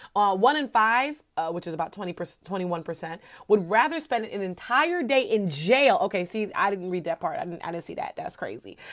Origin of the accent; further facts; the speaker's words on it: New York, United States; I'm just a New Yorker, so we're obnoxious